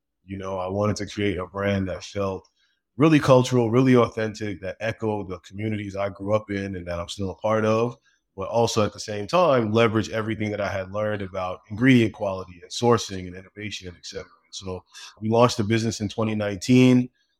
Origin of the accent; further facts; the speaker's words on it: Brooklyn, New York, United States; So I grew up in Brooklyn originally in a really big family.